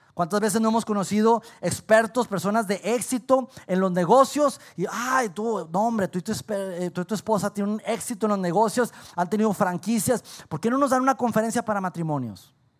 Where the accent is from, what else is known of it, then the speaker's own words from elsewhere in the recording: Saltillo, Coahuila, Mexico; los que somos aquí de Saltillo